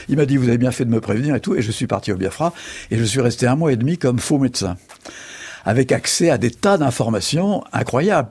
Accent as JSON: {"language": "French", "area": "Charente", "region": "Nouvelle-Aquitaine", "country": "France", "tie": "born or raised there", "also_born_or_lived": "Algiers, Algeria", "lives_now": "Angoulême, France"}